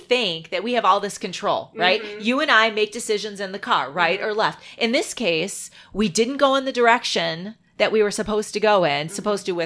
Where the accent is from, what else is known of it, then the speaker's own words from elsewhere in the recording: the North, United States; we are from the North